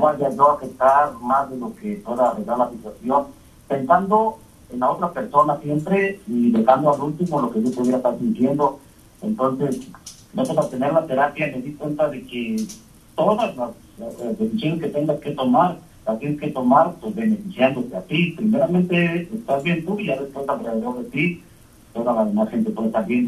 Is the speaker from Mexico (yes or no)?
yes; Mexico; nosotros como latinos, mexicanos, como soy yo